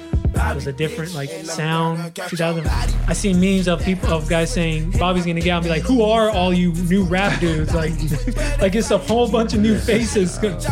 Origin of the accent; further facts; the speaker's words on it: New York, United States; I'm from New York. I don't want to get in New York's business